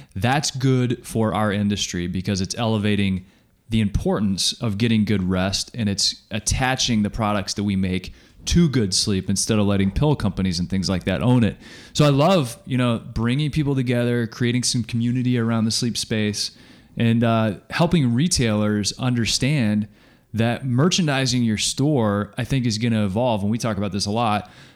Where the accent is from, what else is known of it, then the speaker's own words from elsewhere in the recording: Kansas, United States; I'm from Kansas, it's pop.